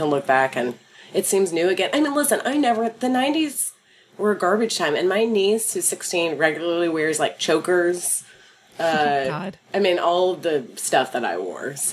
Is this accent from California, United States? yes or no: no; Dallas, Texas, United States; moved away; I grew up in Dallas in sort of a religious town